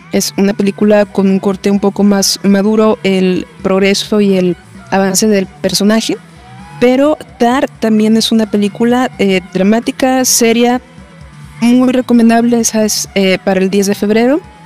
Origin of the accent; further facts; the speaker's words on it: Guadalajara, Jalisco, Mexico; soy de Guadalajara